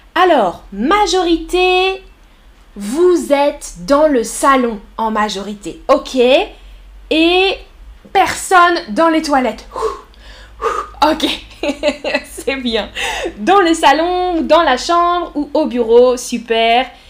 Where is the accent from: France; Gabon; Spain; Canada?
France; Je suis française. Je suis professeure